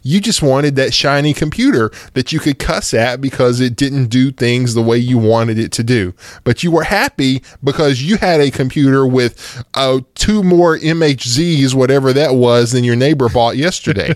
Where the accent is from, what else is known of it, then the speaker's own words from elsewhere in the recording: United States; here in America 'cause I'm American